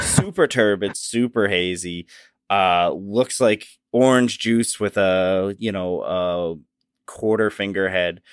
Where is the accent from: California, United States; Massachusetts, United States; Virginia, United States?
Massachusetts, United States; we are from Massachusetts